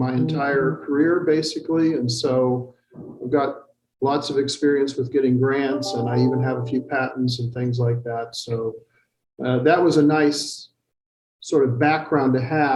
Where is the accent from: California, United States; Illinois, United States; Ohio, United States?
Illinois, United States; Macomb; moved away as an adult; also born or lived in Boulder, Colorado / Germany / Texas / Arlington, Texas; now in Carbondale, United States; I grew up in Illinois, believe it or not. I grew up in Macomb